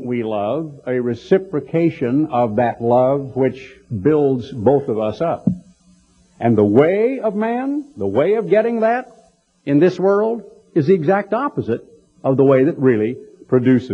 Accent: Oregon, United States; now in Texas, United States; I grew up in Oregon

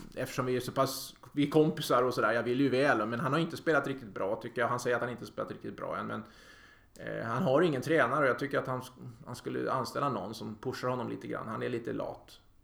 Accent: Sweden

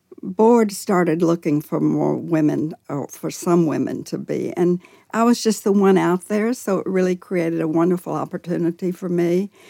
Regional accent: Nashville, Tennessee, United States; I was born in Nashville.

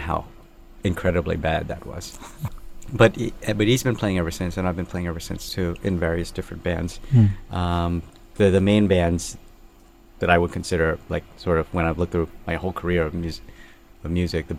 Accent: Thailand; also born or lived in Brooklyn; physically where we come from, we're all from Thailand

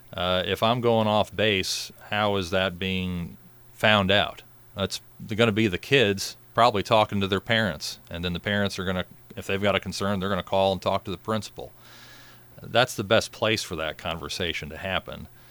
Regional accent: Murphysboro, Illinois, United States; I'm from Murfreesboro originally, was fortunate enough to go back to, uh, my alma mater, my first job at Murfreesboro High School

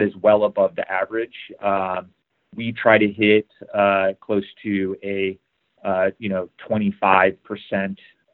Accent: Chicago, Illinois, United States; I grew up in Chicago

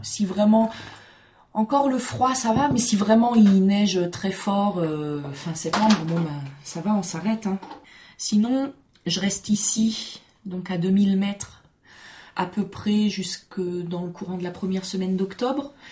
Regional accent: Alsace, Grand Est, France; moved away; also born or lived in Mizoën, Oisans; mes parents sont pas alsaciens, mais j'ai grandi là-bas

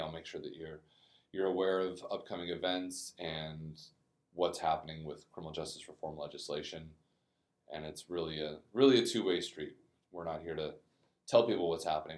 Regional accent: Aurora, Colorado, United States; moved away as an adult; also born or lived in Namibia; now in New Orleans, United States; I'm from Aurora, Colorado, just outside of Denver

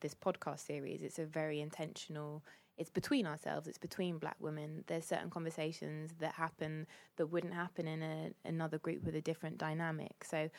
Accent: Cambridge, East of England, United Kingdom; I was born in Cambridge. I'm quite well-spoken.

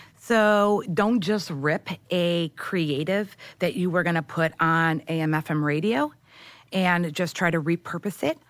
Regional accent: St. Clair Shores, Michigan, United States; moved away as an adult; now in New York, United States; I'm from Michigan.

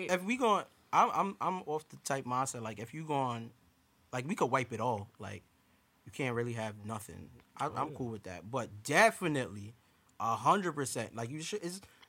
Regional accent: New York City, New York, United States; I was growing up in New York

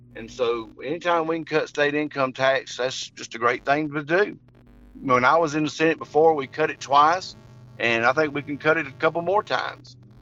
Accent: Henry County, Georgia, United States; also born or lived in Jackson, Georgia; I grew up in Henry County, and when I graduated from Henry County in 1982

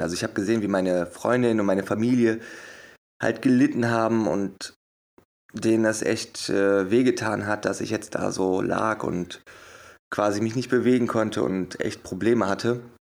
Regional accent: Wuppertal, North Rhine-Westphalia, Germany; geboren und aufgewachsen in Wuppertal.

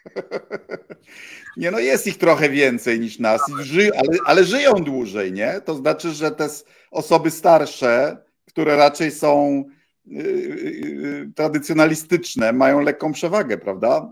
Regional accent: Bydgoszcz, Kuyavian-Pomeranian Voivodeship, Poland; Wychowałem się w bloku, tak jak na osiedlu leśnym w Bydgoszczy

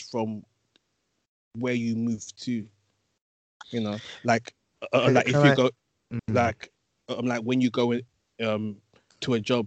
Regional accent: London, United Kingdom; growing up in London, there's a whole other culture

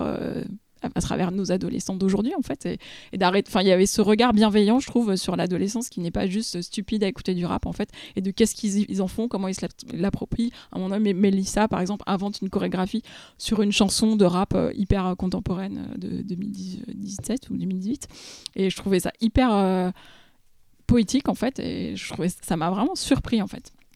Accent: France; nous, en tant que Français

